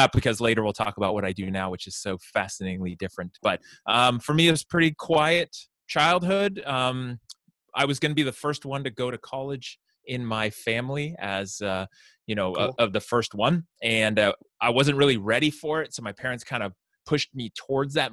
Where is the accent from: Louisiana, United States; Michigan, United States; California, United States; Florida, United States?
California, United States; San Francisco Bay Area; now in Santa Rosa, United States; I grew up in the San Francisco Bay Area, so not too far from where I am now